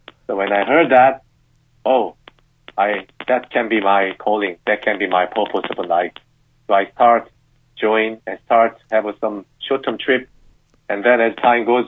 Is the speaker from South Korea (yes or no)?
yes; South Korea; moved away; I'm from South Korea, and I'm married to a British lady